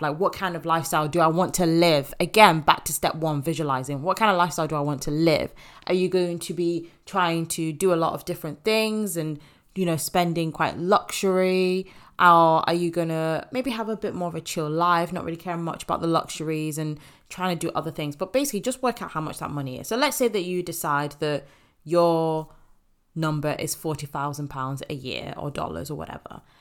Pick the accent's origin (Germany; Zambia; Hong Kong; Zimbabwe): Zimbabwe; moved away; I want to go back to my home country, back to Zimbabwe